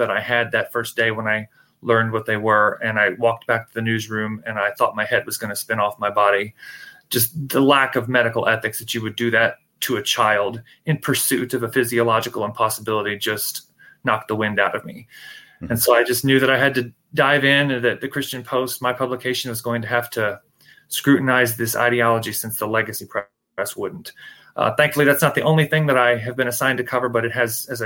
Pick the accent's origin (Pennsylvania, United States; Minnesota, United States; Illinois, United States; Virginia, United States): Virginia, United States; Shenandoah Valley; now in Washington, D.C. area, United States; Born and raised in the Shenandoah Valley of Virginia